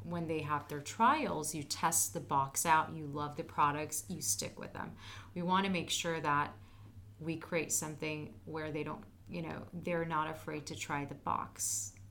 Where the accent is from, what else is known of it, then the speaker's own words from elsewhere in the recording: Turkey; now in United States; I'm originally from Turkey